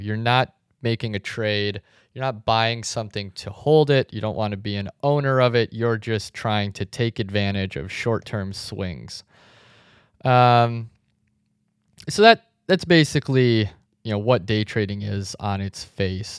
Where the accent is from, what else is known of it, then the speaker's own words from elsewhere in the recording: South Dakota, United States; also born or lived in Chicago; now in Arizona, United States; I grew up in South Dakota, and since moving to Arizona